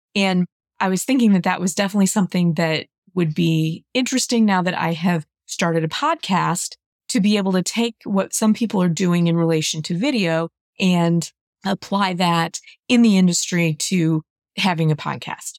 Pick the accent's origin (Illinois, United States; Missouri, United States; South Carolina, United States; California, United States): Missouri, United States; St. Louis; my hometown. So it was here in Saint Louis.